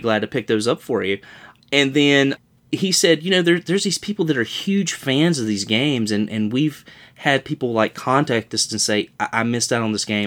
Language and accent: English; North Carolina, United States; I'm from North Carolina